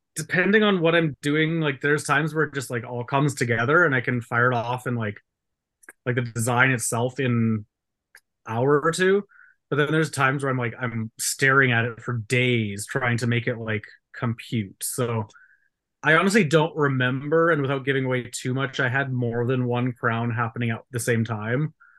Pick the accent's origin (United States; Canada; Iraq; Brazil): Canada; I'm Canadian